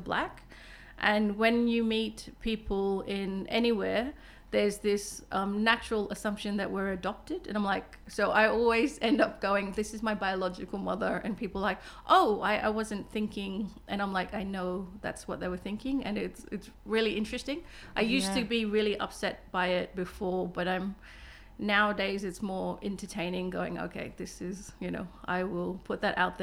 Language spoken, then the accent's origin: English; Fitzroy Crossing, Western Australia, Australia; English is a second language; I come from Fitzroy Crossing